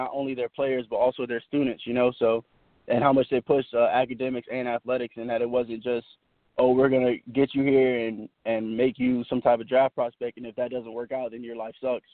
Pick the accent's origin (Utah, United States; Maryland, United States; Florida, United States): Florida, United States; Tampa; also born or lived in Charleston, South Carolina / Savannah, Georgia / Puerto Rico; around first, second grade, I came down to Tampa and, you know, been here ever since. And so really I was raised here. You know, this is my hometown